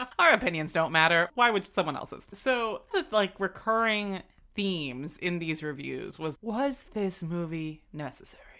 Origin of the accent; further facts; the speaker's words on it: South Florida, United States; I grew up in South Florida